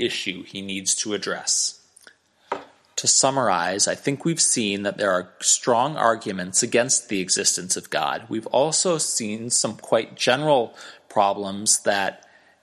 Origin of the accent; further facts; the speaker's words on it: United States; growing up in America